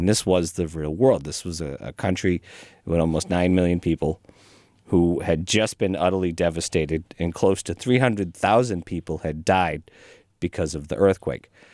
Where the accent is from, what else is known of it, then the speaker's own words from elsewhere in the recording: Watertown, Massachusetts, United States; moved away as an adult; now in Franklin, United States; I grew up in Watertown.